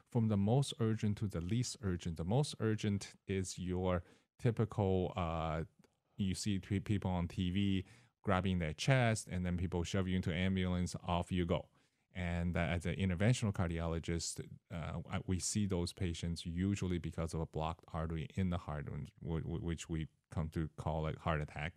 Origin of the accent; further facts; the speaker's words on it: Seattle, Washington, United States; moved away as an adult; also born or lived in California / Mississippi / Florida; now in Decatur, United States; I started, uh, in Seattle, Washington. That's where my parents are